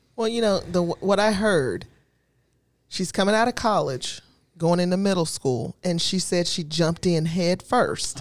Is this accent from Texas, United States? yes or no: yes; Texas, United States; I'm still a Texan